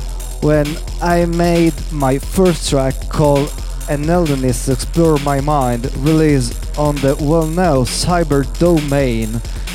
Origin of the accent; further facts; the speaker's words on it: Trieste, Friuli-Venezia Giulia, Italy; I'm from Trieste, an Italian city located by the sea.